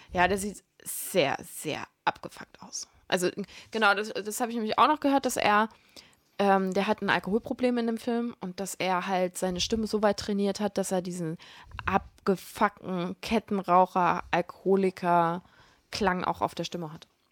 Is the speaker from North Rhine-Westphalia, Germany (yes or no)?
no; Hesse, Germany; moved away; ich komme ja ursprünglich aus Hessen